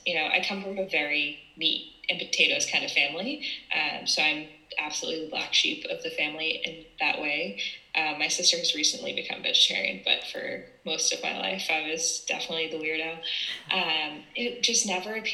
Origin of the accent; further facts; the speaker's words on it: East Coast of the United States, United States; now in San Francisco, United States; I'm from San Francisco, California, originally from the East Coast of the United States